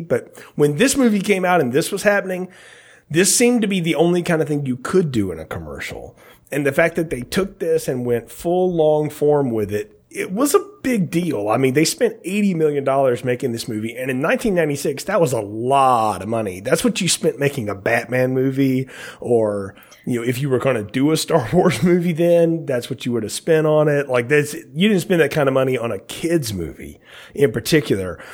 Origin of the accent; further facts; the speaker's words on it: Alabama, United States; growing up in Alabama